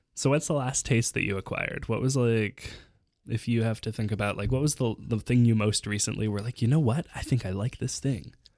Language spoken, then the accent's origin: English; Canada; As a Canadian